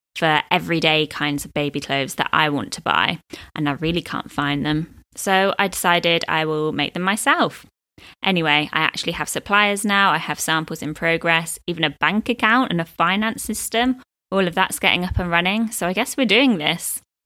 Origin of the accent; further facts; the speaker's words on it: United Kingdom; moved away as an adult; now in Dubai, United Arab Emirates; I'm a British expat living in Dubai, U A E, with my partner and baby girl.